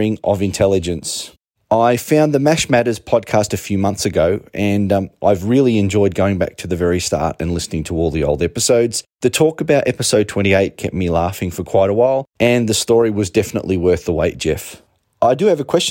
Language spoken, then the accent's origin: English; Canberra, Australian Capital Territory, Australia; I'm from Canberra, Australia